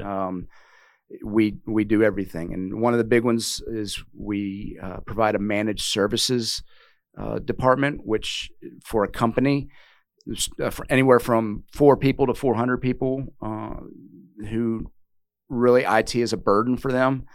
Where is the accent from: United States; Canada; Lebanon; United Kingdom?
United States; Richmond, Virginia; now in Wilmington; I wasn't born and raised there, but the majority of my young I would say impressionable youth was spent in Richmond, Virginia